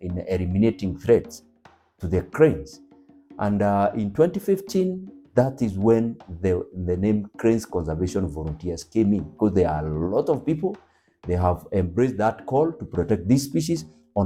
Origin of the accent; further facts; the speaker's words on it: Lake Ol Bolossat, Nyandarua County, Kenya; I was raised near Lake Ol Bolossat